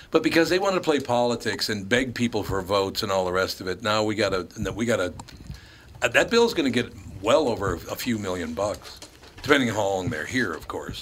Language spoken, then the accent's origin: English; Minneapolis, Minnesota, United States; also born or lived in New York; I'm from Minneapolis originally. I grew up in Minneapolis and spent most of my career